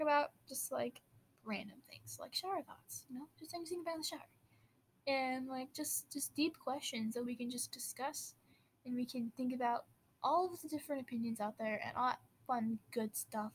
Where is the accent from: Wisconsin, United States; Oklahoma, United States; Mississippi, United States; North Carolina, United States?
Wisconsin, United States; I'm from Wisconsin, so I do say "ope" a lot